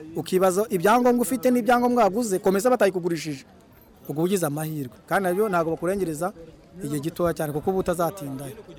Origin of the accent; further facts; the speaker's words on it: Rwanda; nk'abanyarwanda dukorera muri congo